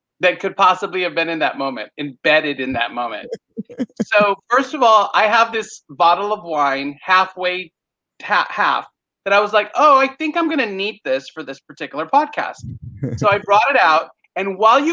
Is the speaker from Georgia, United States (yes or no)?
no; San Antonio, Texas, United States; I hail from San Antonio, Texas